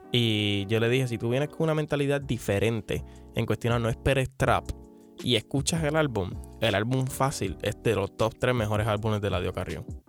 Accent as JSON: {"language": "Spanish", "country": "Puerto Rico", "said": "como buen puertorriqueño me como las letras"}